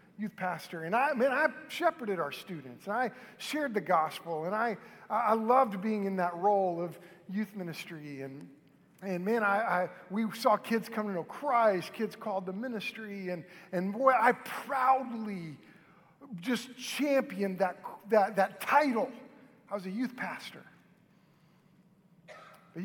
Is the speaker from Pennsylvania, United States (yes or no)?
no; Moore, Oklahoma, United States; I grew up in Moore, and Moore is right between Norman and Oklahoma City.